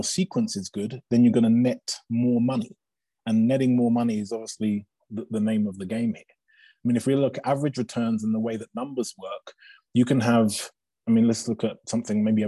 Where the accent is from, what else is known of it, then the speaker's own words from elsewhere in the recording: England, United Kingdom; moved away as an adult; now in Aspen, United States; it was growing up in England